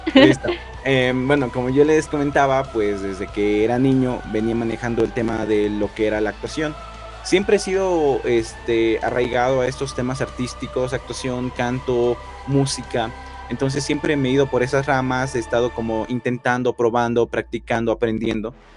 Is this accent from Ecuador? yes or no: yes; Ecuador; soy de la ciudad, bueno, soy de Ecuador